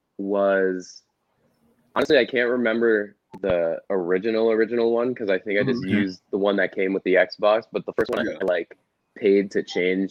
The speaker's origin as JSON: {"language": "English", "town": "Hackensack", "region": "New Jersey", "country": "United States", "tie": "born or raised there", "said": "I grew up in Hackensack originally, Hackensack, New Jersey."}